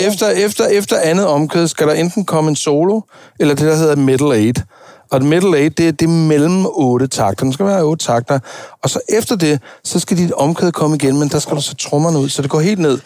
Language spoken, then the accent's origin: Danish; Denmark; jeg var den eneste dansker